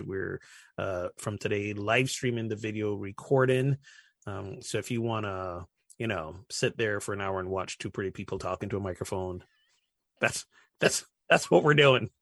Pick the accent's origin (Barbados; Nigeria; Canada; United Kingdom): Barbados; I'm from Barbados